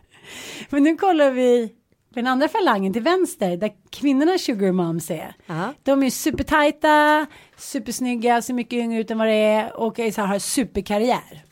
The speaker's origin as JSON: {"language": "Swedish", "region": "Småland", "country": "Sweden", "said": "min gamla Smålandssjäl"}